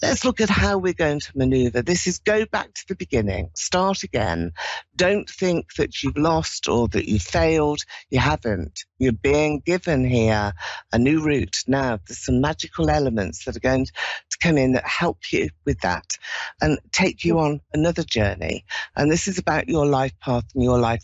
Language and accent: English; London, United Kingdom; I'm from London.